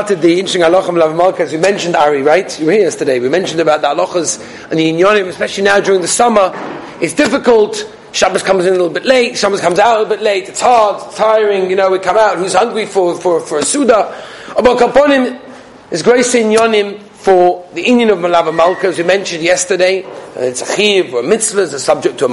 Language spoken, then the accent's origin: English; Australia; I'm Australian, Belgian